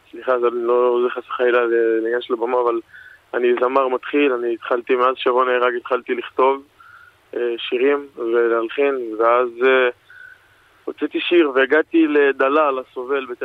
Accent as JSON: {"language": "Hebrew", "town": "Elei Sinai", "region": "Gaza envelope", "country": "Israel", "tie": "born or raised there", "lives_now": "Palmachim, Israel", "said": "אנחנו חברים מגיל אפס, אנחנו גדלנו ביחד בעוטף עזה, במושב אלי סיני, פינוי אה, גוש קטיף. אנחנו גרים פה בשכונה בפלמחים, קיבוץ פלמחים, כל השכונה של המפונים."}